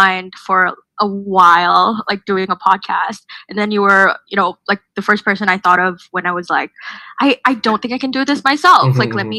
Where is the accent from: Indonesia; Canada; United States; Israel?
Indonesia; moved away as an adult; now in Melbourne, Australia; I'm from Indonesia. I'm also an international student living in Melbourne, Australia right now.